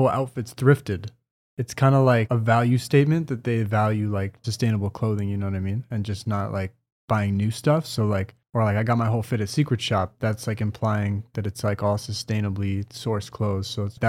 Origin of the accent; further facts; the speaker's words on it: Calgary, Alberta, Canada; Yeah, I was born here.